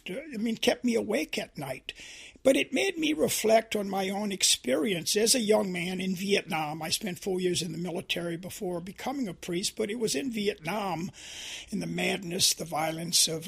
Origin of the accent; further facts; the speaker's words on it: Louisiana, United States; growing up in Louisiana and experiencing, the immorality of racism. I went to 12 years of public schools that were segregated